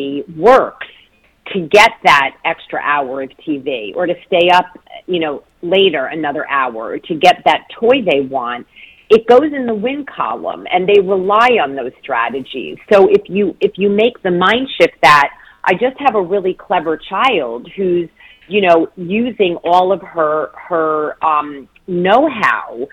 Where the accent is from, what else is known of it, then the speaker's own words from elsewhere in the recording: northern New Jersey, United States; also born or lived in Detroit, Michigan / Ann Arbor, Michigan; now in Washington, D.C., United States; I'm originally from northern New Jersey, right across the river from New York City, and now I'm in Washington, D.C.